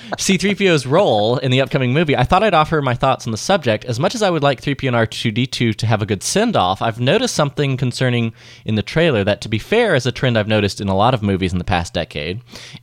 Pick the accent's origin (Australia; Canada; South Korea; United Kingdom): United Kingdom; as a Brit, you have to be thinking that if Cadbury doesn't have a promotional tie-in with the series, what are they doing?